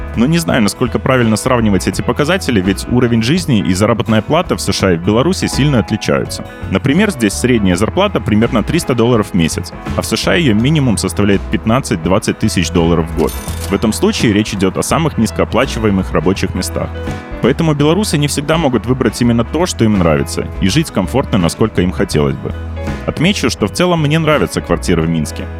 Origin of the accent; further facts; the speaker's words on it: United States; moved away as an adult; now in Minsk, Belarus; я американец